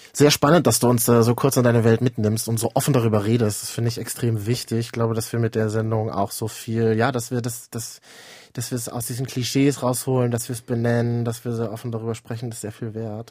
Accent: Berlin, Germany; Berlin ist eine große Stadt, aber ich bin auch Berliner

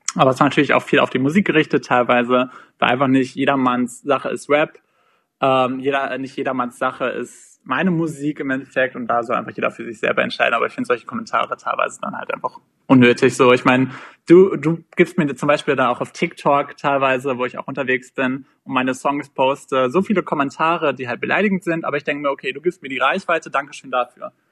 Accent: Minden, North Rhine-Westphalia, Germany; Ich komme aus Minden, also Shoutout an alle meine Mindener. das ist eine Kleinstadt in äh, NRW, direkt an der Grenze zu Niedersachsen

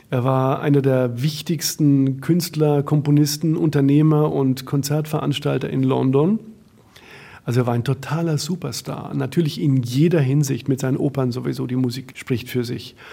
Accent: West Germany, Germany; now in Berlin, Germany; ich bin ja Wessi. Ja, und bin seit 31 Jahren äh, in Berlin.

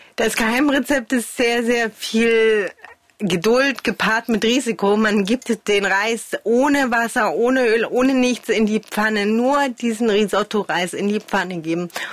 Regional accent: Chemnitz, Saxony, Germany; moved away as an adult; also born or lived in Glauchau / Paris / Hamburg / Berlin; ich bin in Karl-Marx-Stadt groß geworden

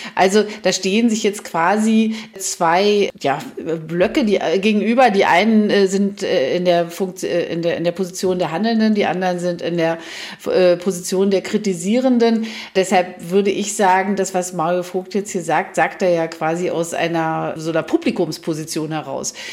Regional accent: Germany; wir haben ja auch 40 Jahre in der DDR gelernt

